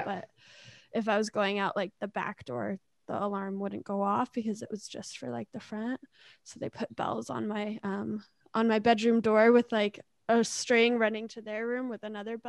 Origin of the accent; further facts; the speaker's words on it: Ontario, Canada; also born or lived in British Columbia; I'm born in BC, but I grew up in Ontario and BC, mix of both. All over.